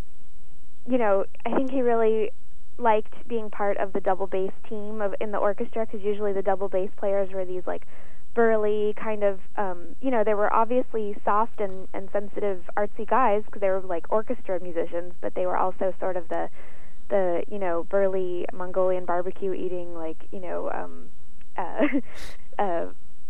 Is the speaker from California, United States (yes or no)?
no; West Palm Beach, Florida, United States; my hometown in West Palm Beach